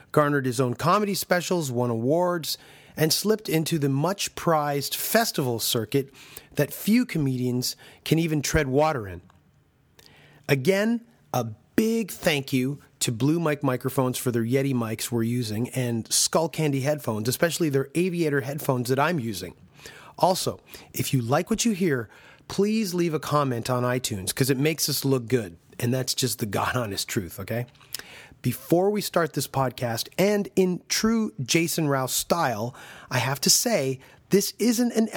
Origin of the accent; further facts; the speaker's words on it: Canada; As a Canadian myself